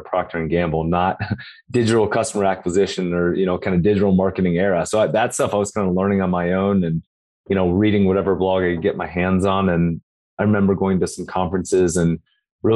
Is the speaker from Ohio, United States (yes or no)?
yes; Cincinnati, Ohio, United States; I'm from Cincinnati, Ohio